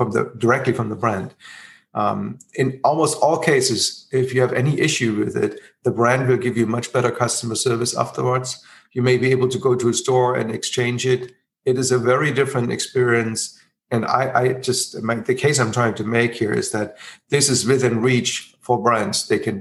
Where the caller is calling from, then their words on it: Berlin, Germany; I'm currently calling from Berlin